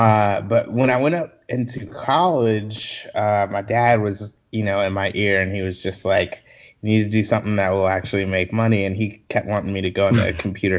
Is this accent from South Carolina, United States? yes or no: yes; Columbia, South Carolina, United States; also born or lived in Orangeburg, South Carolina; I grew up in Columbia, South Carolina. I was born in Orangeburg and then lived in Columbia most of my formative years.